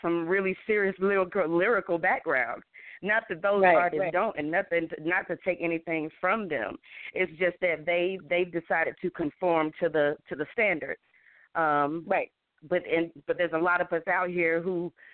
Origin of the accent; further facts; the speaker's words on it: Charlotte, North Carolina, United States; I grew up on Tuckasegee back in the day, you know, so we definitely all come from our sets of hoods